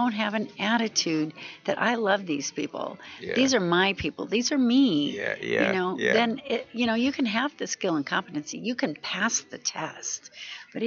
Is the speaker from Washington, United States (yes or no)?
yes; Washington, United States; I'm from Washington State, and I'm in Washington, D.C., unfortunately, most of the time